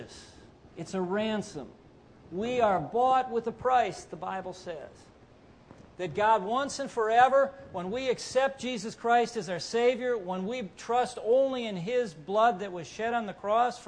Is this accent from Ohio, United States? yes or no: yes; Cleveland, Ohio, United States; I'm from Cleveland